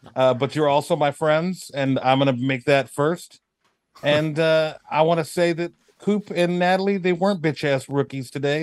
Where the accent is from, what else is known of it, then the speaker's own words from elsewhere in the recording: California, United States; moved away; I'm originally from California